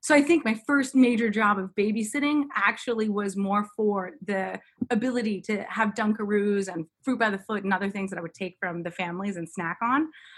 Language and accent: English; Mexico City, Mexico; now in Washington, D.C., United States; Well, first and foremost, being Cuban is a heck of a lot of fun.